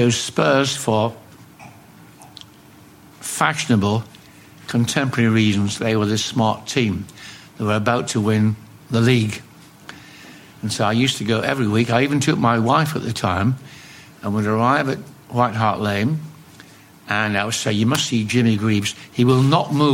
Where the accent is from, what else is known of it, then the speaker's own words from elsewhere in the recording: Carlisle, North West England, United Kingdom; also born or lived in Scotland / Dumfries / Glasgow; Growing up in Carlisle, I followed Carlisle United